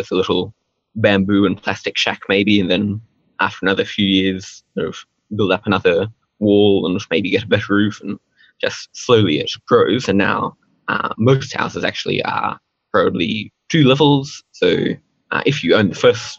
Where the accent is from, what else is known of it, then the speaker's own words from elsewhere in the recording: India; first language Hindi; So I was born in India and grew up sort of speaking Hindi from a pretty young age.